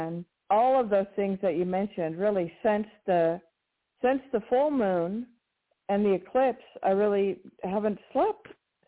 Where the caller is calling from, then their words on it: New Mexico, United States; in New Mexico.